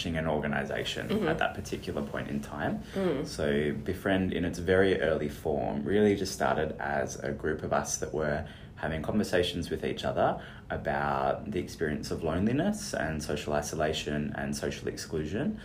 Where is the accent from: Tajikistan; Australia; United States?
Australia; Perth, Western Australia; I'm a Perth local. I'm from Perth. I love Perth.